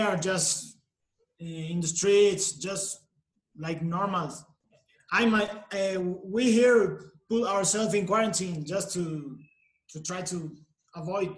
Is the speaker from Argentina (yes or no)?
yes; Argentina; moved away as an adult; also born or lived in Tijuana, Mexico; now in Mexico City, Mexico; I'm from Argentina.